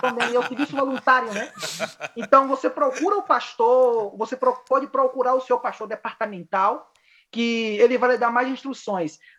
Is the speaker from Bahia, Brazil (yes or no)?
yes; Bahia, Brazil; moved away as an adult; now in Chile; sou natural da Bahia